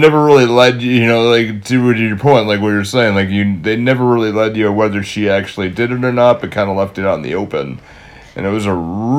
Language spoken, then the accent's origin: English; Fall River, Massachusetts, United States; we're from the Fall River, Mass area